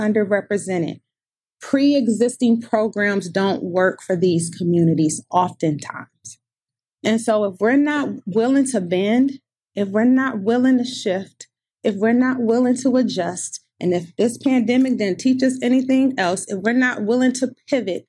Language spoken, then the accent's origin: English; Detroit, Michigan, United States; I'm also from Detroit, Michigan